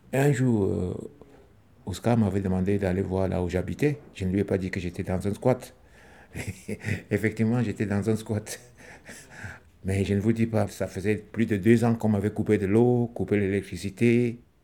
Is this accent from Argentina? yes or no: no; Cameroon; moved away as an adult; now in France; Je suis camerounais, je suis compteur, musicien, comédien. Je vis en France depuis euh, les années 2003